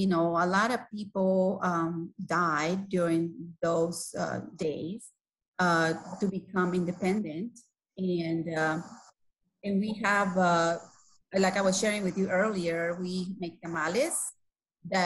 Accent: Guatemala; first language Spanish; English is a second language; moved away as an adult; now in United States; I used to march in the parade at my high school when I was growing up in Guatemala

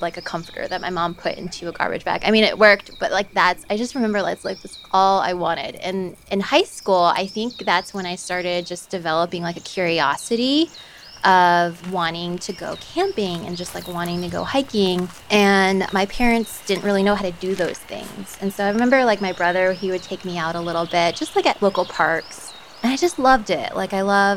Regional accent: Roswell, Georgia, United States; moved away as an adult; now in Fairbanks, United States; I grew up in Roswell, Georgia

